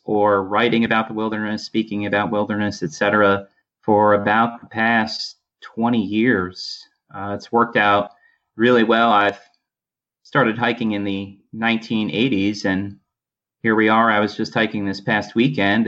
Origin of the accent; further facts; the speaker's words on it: Poughkeepsie, New York, United States; also born or lived in Adirondack Mountains, New York; I grew up in Poughkeepsie, New York